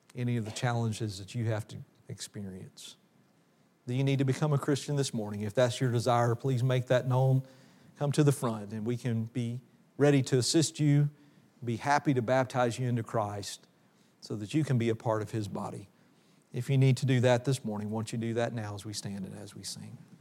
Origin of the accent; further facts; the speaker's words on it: Oxford, Mississippi, United States; also born or lived in Memphis, Tennessee; I grew up in Oxford, Mississippi.